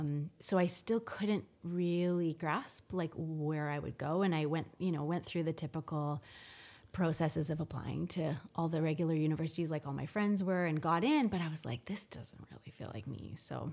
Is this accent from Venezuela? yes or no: no; Victoria, British Columbia, Canada; also born or lived in Newfoundland / Toronto; So I was born in Newfoundland, but I moved to Victoria when I was only 3 months old. My dad was in the military and he was posted and we lived on the base. And then I grew up in Victoria until I kind of left to go to university in Toronto.